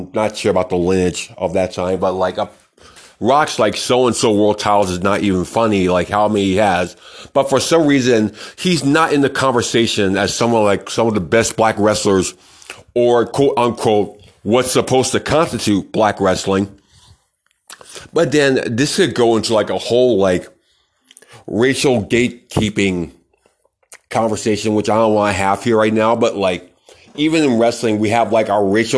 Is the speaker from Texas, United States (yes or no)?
yes; Texas, United States; I'm from Texas like he is